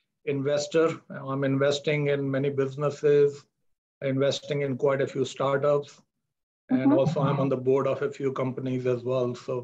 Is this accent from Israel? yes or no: no; New Delhi, Delhi, India; moved away as an adult; also born or lived in Muscat, Oman / Sydney, Australia; now in Auckland, New Zealand; I am from Delhi in India. I was born, brought up in New Delhi.